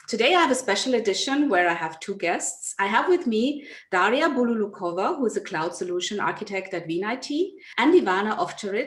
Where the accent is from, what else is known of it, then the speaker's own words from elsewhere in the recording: Nigeria; moved away; I grew up in Nigeria